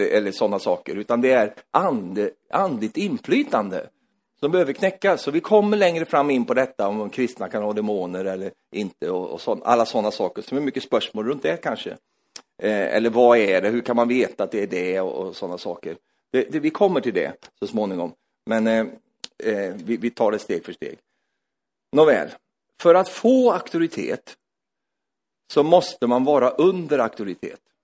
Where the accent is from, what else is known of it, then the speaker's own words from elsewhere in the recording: Sweden; jag är svensk